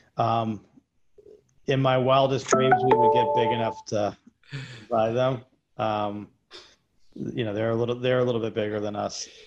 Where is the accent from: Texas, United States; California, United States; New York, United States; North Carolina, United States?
New York, United States; I'm a New Yorker